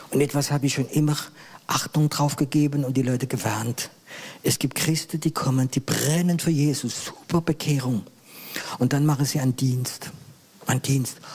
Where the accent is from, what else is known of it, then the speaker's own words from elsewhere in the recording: Grand Est, France; ich bin Elsässer, bin Elsässer.